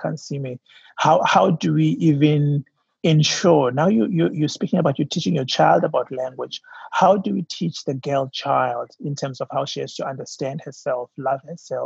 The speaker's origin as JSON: {"language": "English", "country": "South Africa", "said": "my home country, South Africa"}